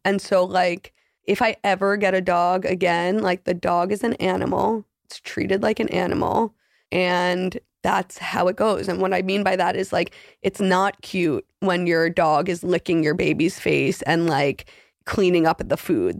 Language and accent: English; New York City, New York, United States; I'm thirty-two. I'm from Manhattan